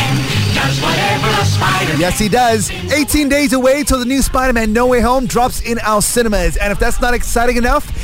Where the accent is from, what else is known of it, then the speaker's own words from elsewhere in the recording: Sarawak, Malaysia; My home state, Sarawak